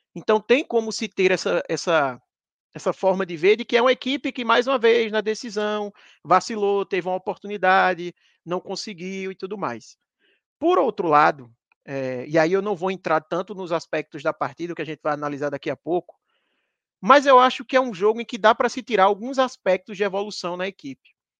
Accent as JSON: {"language": "Portuguese", "town": "Campina Grande", "region": "Paraíba", "country": "Brazil", "tie": "born or raised there", "also_born_or_lived": "Recife", "moved": "yes", "lives_now": "São Paulo, Brazil", "said": "eu sou de Recife, mas morei a maior parte da minha vida em Campina Grande, minha família ainda mora em Campina Grande, e eu atualmente moro em São Paulo"}